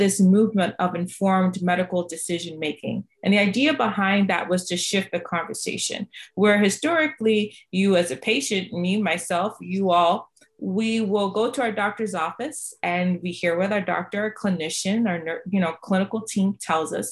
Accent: Boston, Massachusetts, United States; also born or lived in Jamaica; I am an immigrant from Jamaica. My family moved to Boston, Massachusetts.

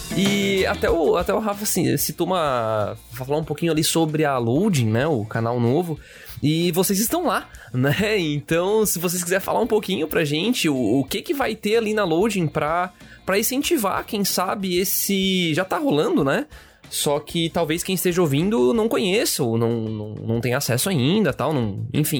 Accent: Brazil; nós, como brasileiros

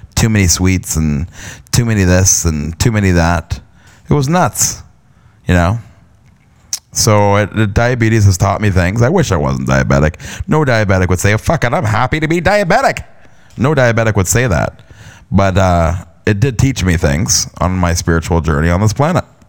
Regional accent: London, Ontario, Canada; also born or lived in Stratford, Ontario; I was born and raised in Canada, in a province of Ontario, and London, Ontario

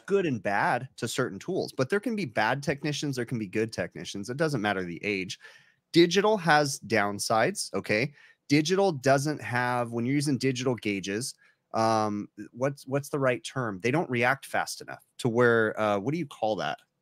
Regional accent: California, United States; I'm from California

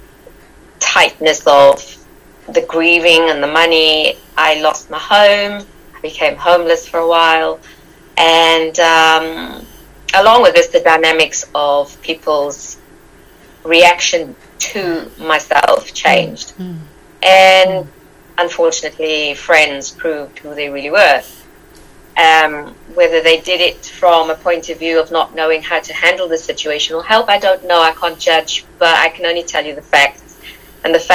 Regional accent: South Africa; moved away as an adult; I'm from South Africa. I was born there. My mother is Arabian and my father is Irish English. I was brought up in South Africa.

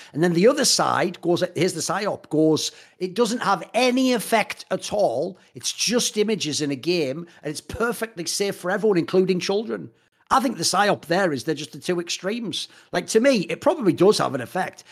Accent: England, United Kingdom; I come from the England

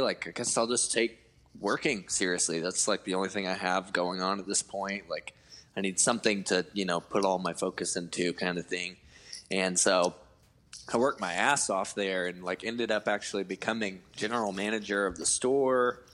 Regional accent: Cleveland, Georgia, United States; moved away as an adult; also born or lived in Atlanta, Georgia; my hometown called Cleveland, Georgia, which probably no one has ever heard

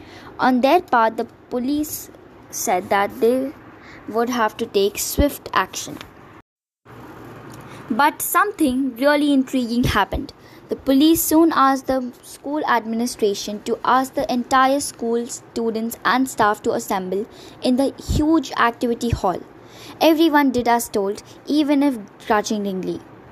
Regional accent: Varanasi, Uttar Pradesh, India; My hometown is Varanasi and I'm intensely attached to the Ghats. It calms my mind to sit on the Ghats and simply watch the holy Ganges.

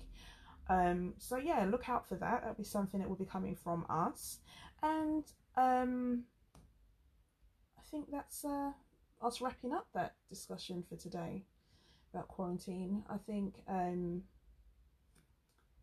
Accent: England, United Kingdom; accent: very English; Me with my very English accent

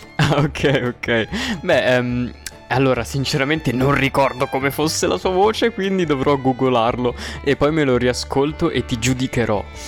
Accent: Milan, Lombardy, Italy; io sono di Milano

